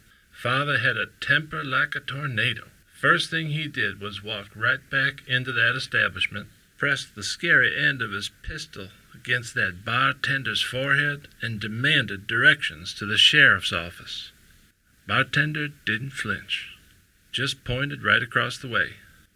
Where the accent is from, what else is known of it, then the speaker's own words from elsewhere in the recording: Tulsa, Oklahoma, United States; I am 97 years old, and I was born and raised in Tulsa.